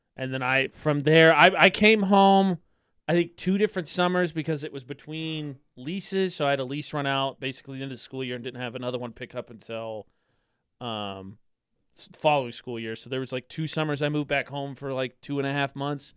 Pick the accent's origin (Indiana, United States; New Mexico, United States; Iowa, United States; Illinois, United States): Indiana, United States; Lafayette; now in Utah, United States; in my hometown, in my county